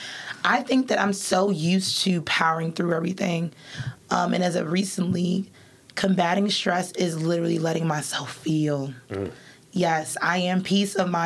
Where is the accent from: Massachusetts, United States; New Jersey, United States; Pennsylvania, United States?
Massachusetts, United States; Boston; now in Laurel, United States; I'm from Boston